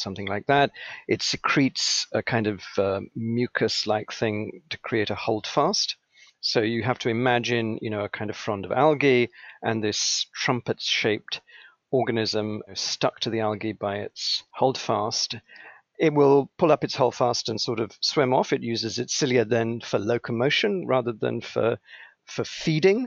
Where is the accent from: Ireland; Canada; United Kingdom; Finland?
United Kingdom; England; also born or lived in Sri Lanka; now in United States; I was born in Sri Lanka, Ceylon, as it was called at the time. I grew up in England. My father was in the Foreign Service. We got transferred to England, and England became home